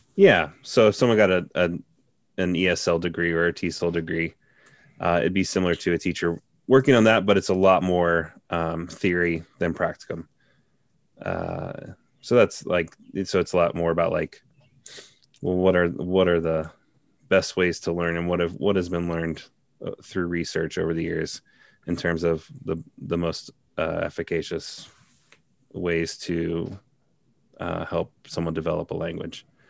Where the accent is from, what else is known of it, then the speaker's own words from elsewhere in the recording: Cincinnati, Ohio, United States; also born or lived in South Korea; I am from Cincinnati, Ohio. Um, and uh, I was born and raised here